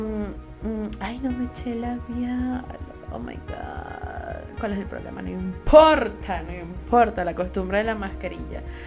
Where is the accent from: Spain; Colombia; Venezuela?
Venezuela; Soy una jeva de Venezuela